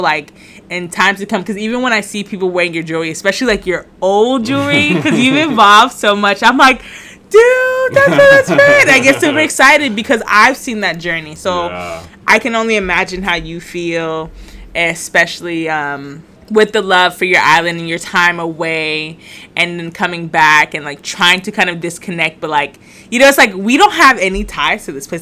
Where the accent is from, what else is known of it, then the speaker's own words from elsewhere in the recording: United States; now in Puerto Rico; I was born in the States